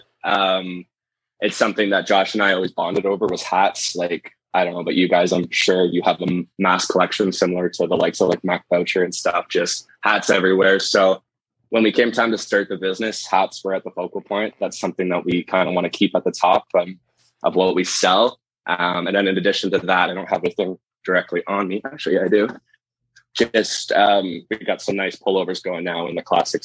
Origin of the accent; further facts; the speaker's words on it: Markham, Ontario, Canada; I grew up in Markham, just north of Toronto here